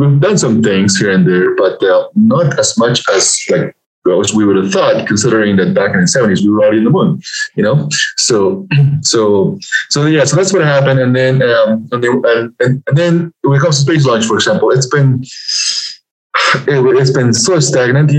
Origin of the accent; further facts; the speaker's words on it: Peru; also born or lived in Lima, Peru / United States; now in Denver, United States; So I was born and raised in Peru. I was born in this little village up at 10,000 feet up in the Andes Mountains